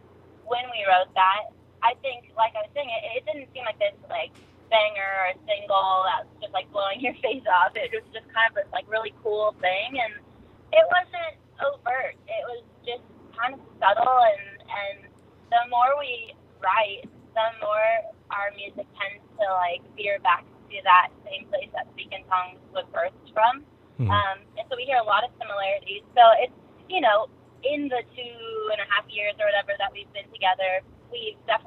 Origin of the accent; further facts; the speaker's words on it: California, United States; I'm from California